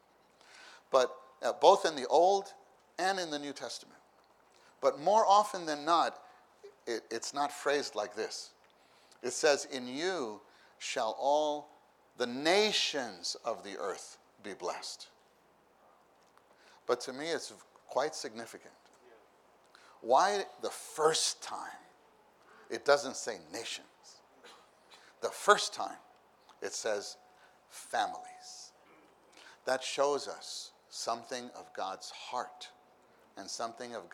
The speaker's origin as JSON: {"language": "English", "town": "New York City", "region": "New York", "country": "United States", "moved": "yes", "said": "I come from New York City"}